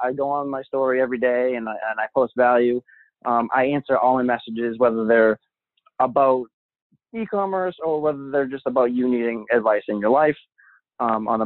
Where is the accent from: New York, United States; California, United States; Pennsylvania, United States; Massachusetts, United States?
Massachusetts, United States; Boston; I'm from Boston